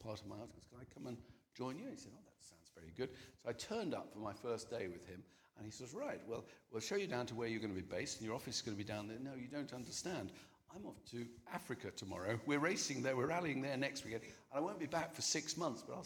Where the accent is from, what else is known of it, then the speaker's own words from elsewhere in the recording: North Wales, United Kingdom; when we came from North Wales